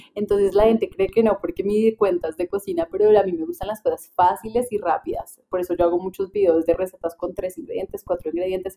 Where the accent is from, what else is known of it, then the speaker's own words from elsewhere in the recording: Paisa region, Colombia; en mi casa, como buena casa, paisa